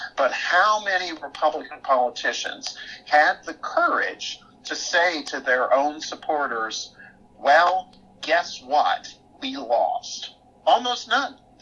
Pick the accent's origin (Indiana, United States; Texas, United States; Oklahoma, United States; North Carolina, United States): Texas, United States; East; the society that I grew up in East Texas